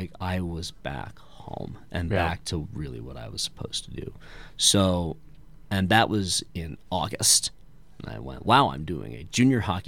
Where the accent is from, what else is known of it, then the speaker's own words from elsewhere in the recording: West Hartford, Connecticut, United States; moved away; I'm originally from West Hartford, Connecticut.